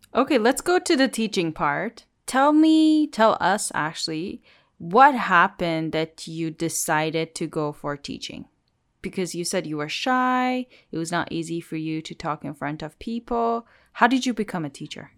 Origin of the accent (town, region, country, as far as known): Iran; born or raised there